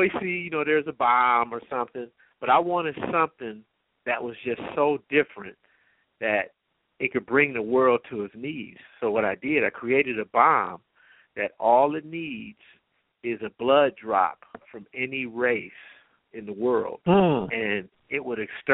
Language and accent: English; Compton, California, United States; I'm from Los Angeles. I grew up in Compton